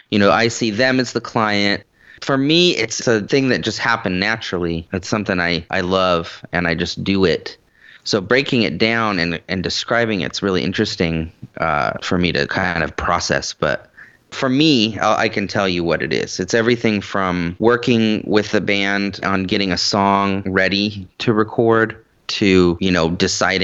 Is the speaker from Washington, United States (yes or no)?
yes; the Northwest, Washington, United States; moved away as an adult; now in Nashville, United States; I've been doing Seattle my whole life, at least the area. I grew up in the Northwest